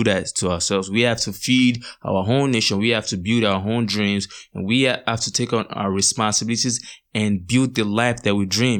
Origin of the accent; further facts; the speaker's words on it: Nigeria; as Nigerian youth